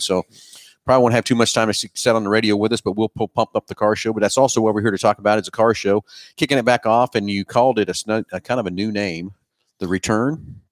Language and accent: English; Halstead, Kansas, United States; my hometown